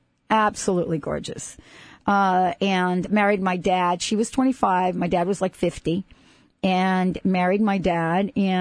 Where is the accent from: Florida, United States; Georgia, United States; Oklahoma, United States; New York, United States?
New York, United States; I grew up in New York.